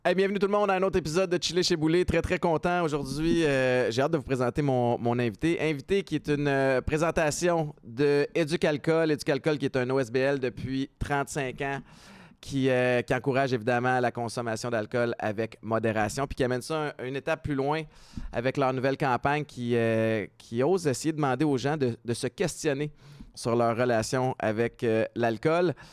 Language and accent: French; Montreal, Quebec, Canada; Moi, j'ai grandi à Antique, Montréal-Nord.